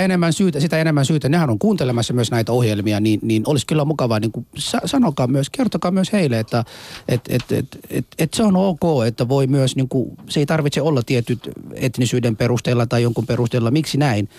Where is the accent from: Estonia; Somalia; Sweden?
Somalia; now in Finland; minä olen Somaliasta kotoisin